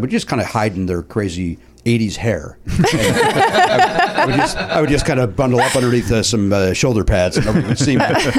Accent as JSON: {"language": "English", "town": "Chicago", "region": "Illinois", "country": "United States", "moved": "yes", "lives_now": "Los Angeles, United States", "said": "I'm from Chicago. From Chicago, okay. The south suburbs of Chicago."}